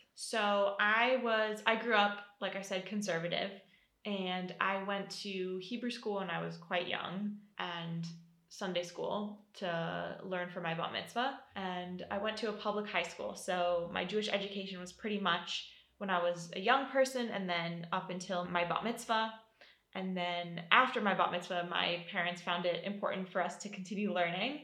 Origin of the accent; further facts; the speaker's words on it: Seattle, Washington, United States; moved away as an adult; now in Jerusalem, Israel; I'm from Seattle. That's where I was born and where I grew up